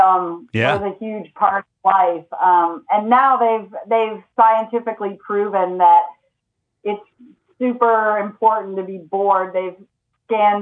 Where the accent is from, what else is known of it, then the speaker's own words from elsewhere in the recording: Lawrenceville, Georgia, United States; I grew up mostly in Lawrenceville, Georgia